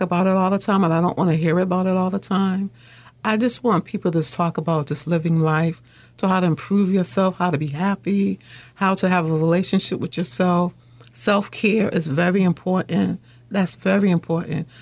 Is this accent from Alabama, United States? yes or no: no; Boston, Massachusetts, United States; I lived in Mission Hill. My mother was a single mother she had me, my older sister, and my brother. And I had a fun childhood.